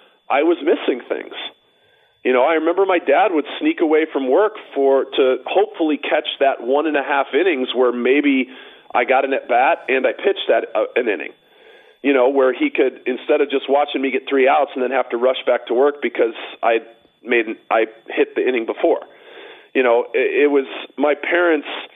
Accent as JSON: {"language": "English", "town": "Chicago", "region": "Illinois", "country": "United States", "tie": "born or raised there", "moved": "as an adult", "lives_now": "Scottsdale, United States", "said": "I grew up right near Cal City."}